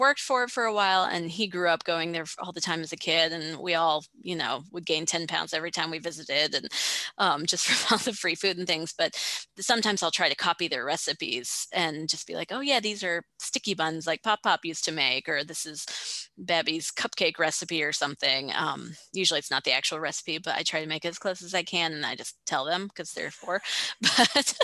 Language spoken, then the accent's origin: English; the South, United States; moved away as an adult; also born or lived in Korea / Georgia; now in Thailand; I grew up in the South